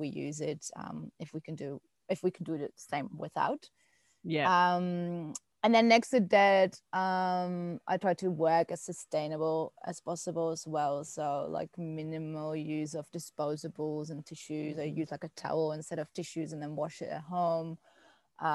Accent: Netherlands; now in Melbourne, Australia; I'm originally from the Netherlands and came here to travel and then didn't leave.

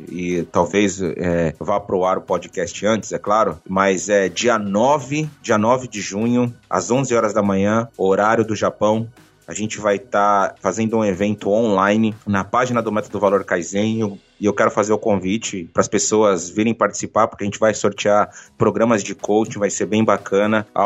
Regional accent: Bahia, Brazil; now in Japan; É porque eu sou baiano, sabe, Oxente? Então, nasci na Bahia

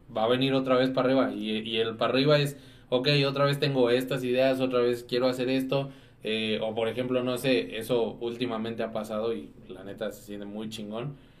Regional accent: Dolores Hidalgo, Guanajuato, Mexico; soy de Dolores

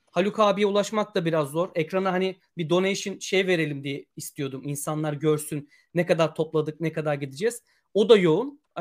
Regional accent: Hatay, Turkey; Ben de Hataylıyım. Ben anlamıyorum.

